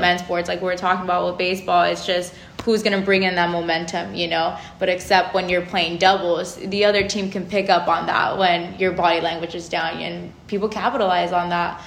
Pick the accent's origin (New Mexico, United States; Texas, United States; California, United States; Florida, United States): California, United States; Los Angeles; moved away as an adult; I'm from SoCal. I'm from Los Angeles